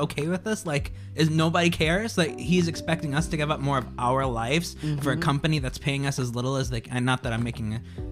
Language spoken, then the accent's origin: English; Indiana, United States; moved away; I grew up in Indiana and I was gay and I had to escape